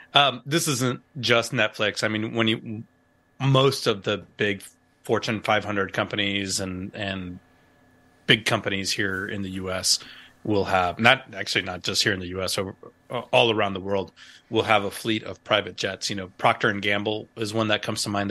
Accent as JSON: {"language": "English", "town": "Canóvanas", "country": "Puerto Rico", "tie": "born or raised there", "also_born_or_lived": "Virginia", "accent": "Texas", "moved": "yes", "lives_now": "United States", "said": "I remember as a kid growing up in Canóvanas, Puerto Rico"}